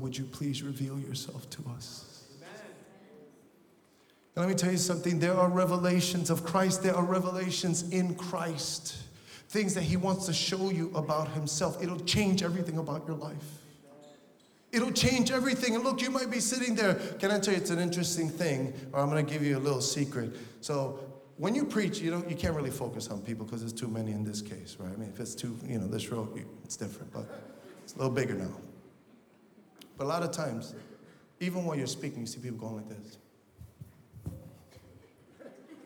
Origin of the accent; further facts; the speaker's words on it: New York City, New York, United States; I grew up in Brooklyn, and I grew up in the hood